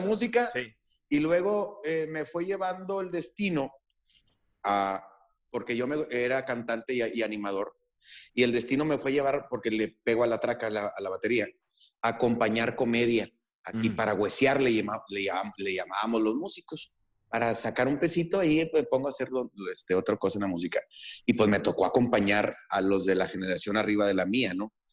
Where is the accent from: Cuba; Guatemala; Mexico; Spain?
Mexico; northern Mexico; para nosotros los, norteños